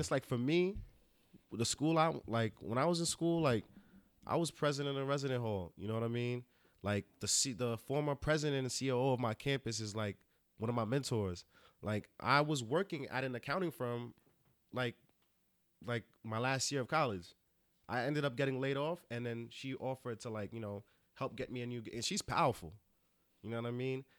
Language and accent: English; Rockland County, New York, United States; I'm from Rockland County